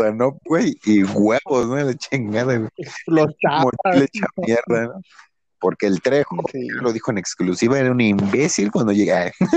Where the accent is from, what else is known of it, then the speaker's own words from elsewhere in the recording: Nezahualcóyotl, State of Mexico, Mexico; vivimos por aquí, güey, no mames, es nesa